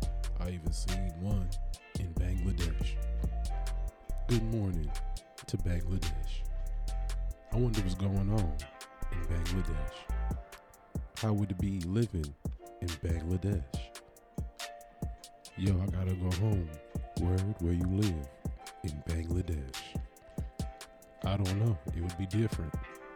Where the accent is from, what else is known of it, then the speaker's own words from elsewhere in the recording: New York, United States; born there; Maybe I was born in New York by accident, and I was supposed to be from Tennessee.